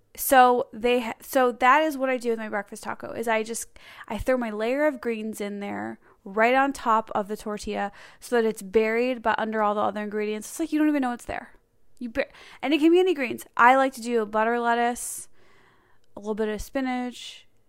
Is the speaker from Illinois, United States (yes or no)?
yes; Chicago, Illinois, United States; I'm from Chicago